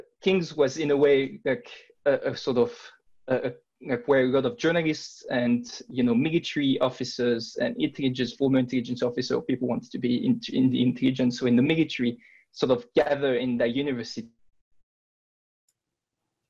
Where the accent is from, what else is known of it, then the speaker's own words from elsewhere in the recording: France; I'm from France